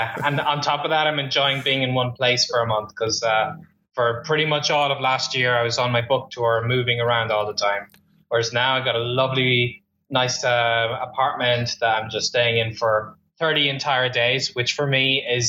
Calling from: Melbourne, Victoria, Australia; Today I'm talking to you from Melbourne, Australia, down under.

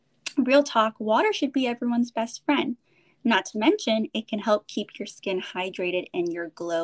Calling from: California, United States; I'm calling in from the Bay Area, and I got my girl Heidi from Chicago here as well.

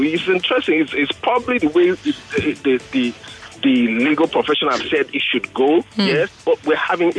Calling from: Nigeria; I'm calling from Bagada.

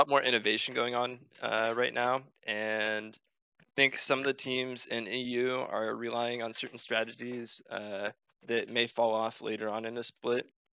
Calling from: Santa Barbara, California, United States; Santa Barbara, California.

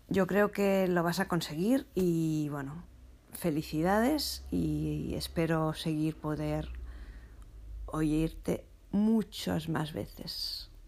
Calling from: Masnou, Catalonia, Spain; Hola Pilar … de Masnow por fin he podido conseguir eh, oírte.

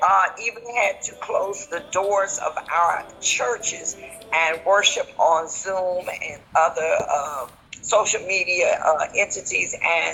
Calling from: Savannah, Georgia, United States; I'm calling from Savannah, Georgia in the U.S.

